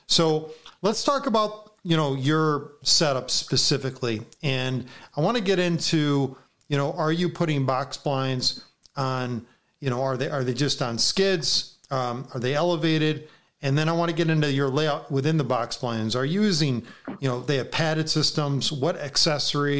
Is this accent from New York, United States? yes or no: yes; New York, United States; being a New Yorker